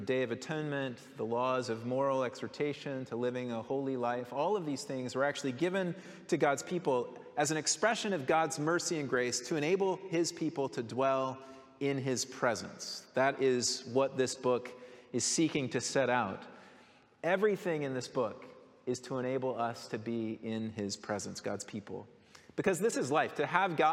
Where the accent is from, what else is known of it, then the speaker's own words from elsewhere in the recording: Colorado, United States; growing up in Colorado